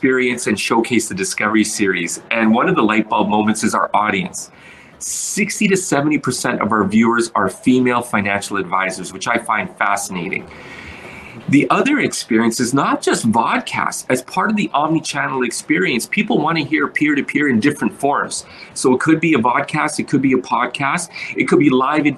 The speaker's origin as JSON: {"language": "English", "country": "Kenya", "moved": "yes", "lives_now": "Canada", "said": "I'm from Kenya"}